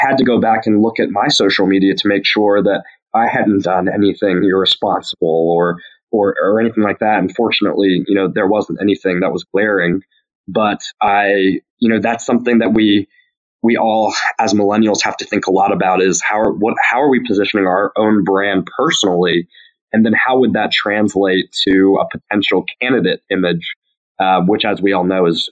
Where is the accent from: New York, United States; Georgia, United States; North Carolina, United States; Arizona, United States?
North Carolina, United States; Burlington; my hometown of Burlington